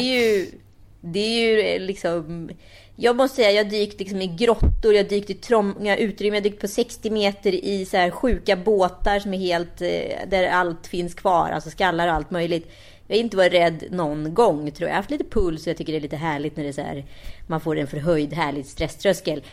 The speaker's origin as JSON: {"language": "Swedish", "country": "Sweden", "said": "vi eh, som är svenskar då, vi är ju lite udda här liksom."}